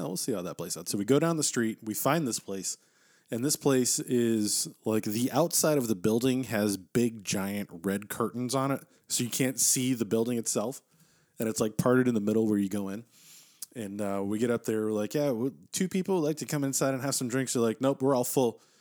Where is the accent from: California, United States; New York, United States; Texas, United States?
Texas, United States; I'm an American from Texas